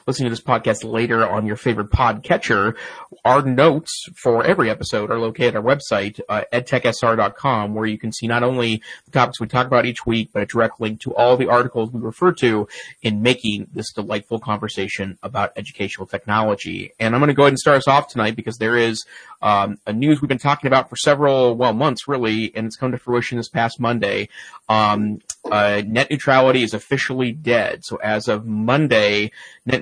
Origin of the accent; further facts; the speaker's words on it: Montana, United States; my home state, Montana, Big Sky Country